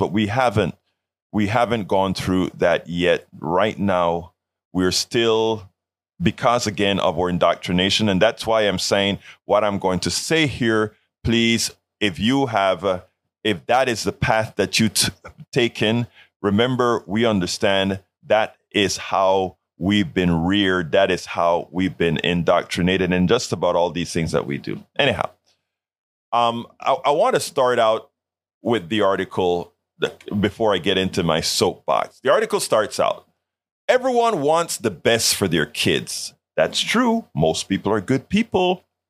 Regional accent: Colón, Panama; now in United States; I'm from Panama, Central America.

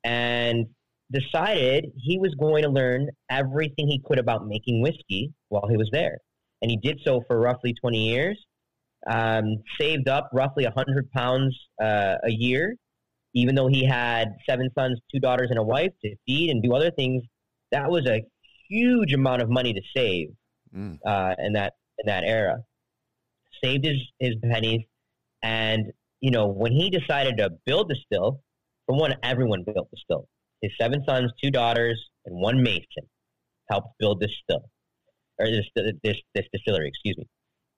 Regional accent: Midwest, United States; Being a Midwesterner, this truly resonates with me and I love it so much.

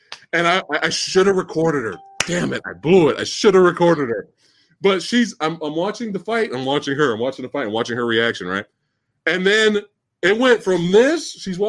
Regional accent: the South, United States; Yeah, because you know I'm from the South.

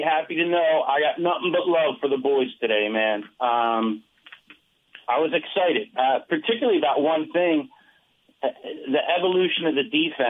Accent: Philadelphia, Pennsylvania, United States; I told you before, I grew up in Philly.

